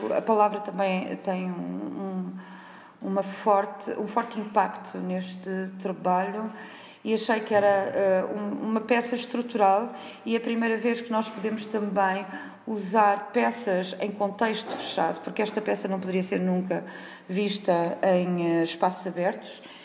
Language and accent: Portuguese; Viseu, Centro, Portugal; also born or lived in Berlin; eu sou de Viseu, nasci em Viseu, na cidade de Viseu, saí para estudar fora